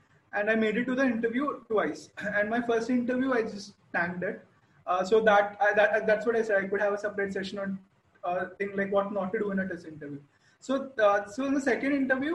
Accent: Kerala, India; I come from Kerala.

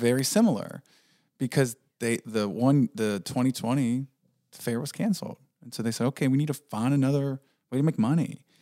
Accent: Pennsylvania, United States; moved away; also born or lived in West Virginia; I grew up in P

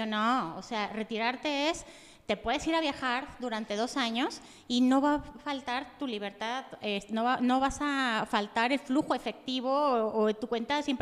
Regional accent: Yahualica, Jalisco, Mexico; Yo soy originaria de Yahualica, Jalisco.

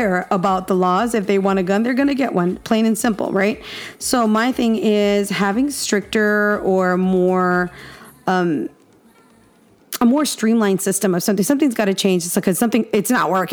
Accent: Texas, United States; I'm a Texan

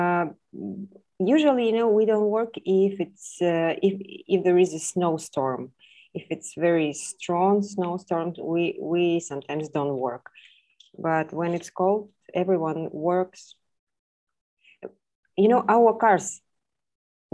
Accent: Kazakhstan; also born or lived in Nur-Sultan; I'm from Kazakhstan. I live in the capital of our country, in Nur-Sultan

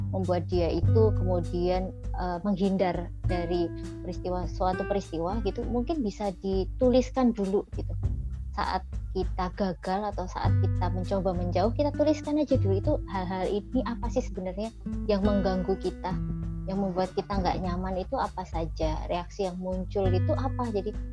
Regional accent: Java, Indonesia; Indonesian is a second language; aku kan orang Jawa nanti ngomong bahasa Inggrisnya masa bahasa Inggris medok deh

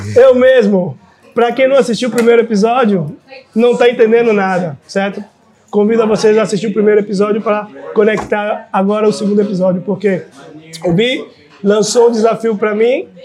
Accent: Salvador, Bahia, Brazil; diretamente de lá, mas aqui em Salvador, Bahia

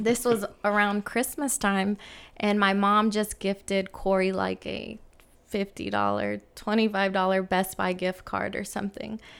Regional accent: San Francisco, California, United States; I grew up in San Francisco

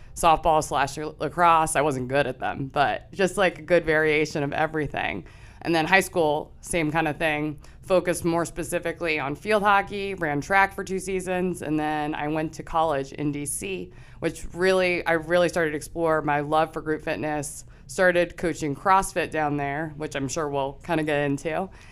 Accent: Chester Springs, Pennsylvania, United States; I'm originally from Chester Springs, so that's about thirty minutes outside of here. grew up small town

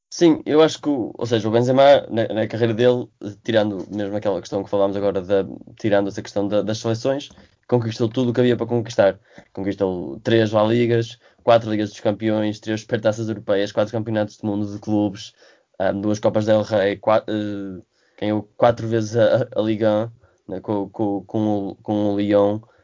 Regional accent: Portugal; como português

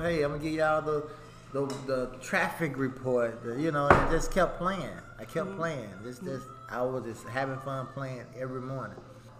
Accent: Canton, Mississippi, United States; from Canton, Mississippi.

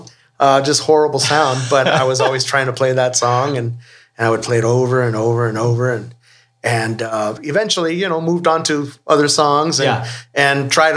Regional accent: Tucson, Arizona, United States; moved away as an adult; now in Los Angeles, United States; I was born and raised in Tucson, Arizona.

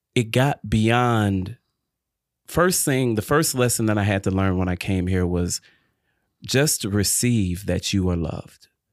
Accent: Detroit, Michigan, United States; also born or lived in Illinois / Chapel Hill, North Carolina; now in North Carolina, United States; grew up and born and raised in Detroit, Michigan

